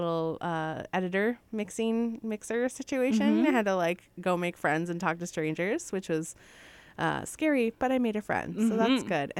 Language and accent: English; Midwest, United States; little old Midwestern gals here.